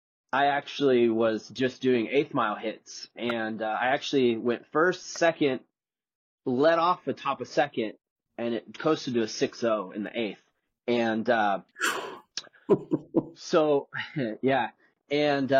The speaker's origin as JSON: {"language": "English", "country": "Dominican Republic", "tie": "born or raised there", "moved": "as an adult", "said": "I grew up in the Dominican Republic, and I lived down there from the age of, I think, 11 to 18"}